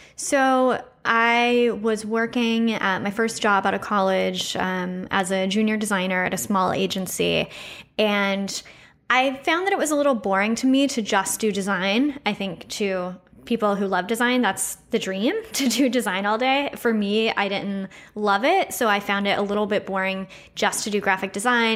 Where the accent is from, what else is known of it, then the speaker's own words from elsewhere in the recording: Austin, Texas, United States; moved away as an adult; also born or lived in Chicago; I grew up, uh, I grew up here in Austin